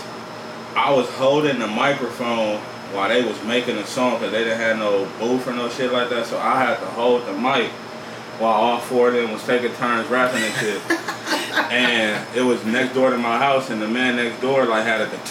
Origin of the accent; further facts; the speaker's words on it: Los Angeles, California, United States; also born or lived in Inglewood; I'm from the East Side, L.A., East South Central, 75th and San Pedro